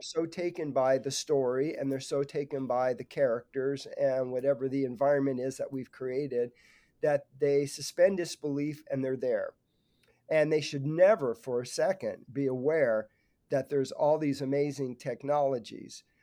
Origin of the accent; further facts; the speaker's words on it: Burbank, California, United States; grew up in Burbank, California, not so far from the Disney Studios